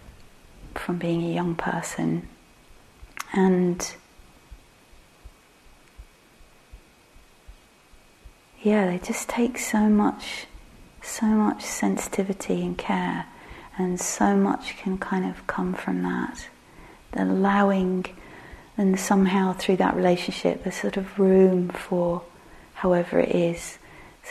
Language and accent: English; England, United Kingdom; we're English